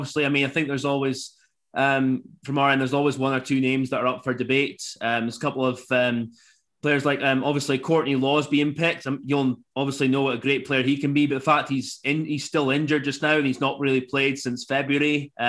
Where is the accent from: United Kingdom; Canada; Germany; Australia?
United Kingdom; Scotland; especially being a Scotsman